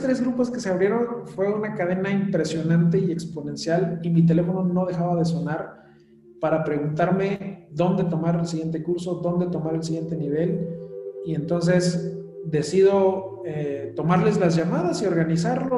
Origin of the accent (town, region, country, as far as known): Mexico; born or raised there; moved away as an adult; also born or lived in Mexico City